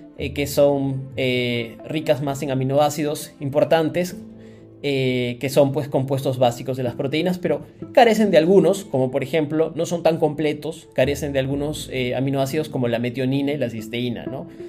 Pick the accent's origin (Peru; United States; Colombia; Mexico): Peru; Cusco; nací, nací y crecí en Cusco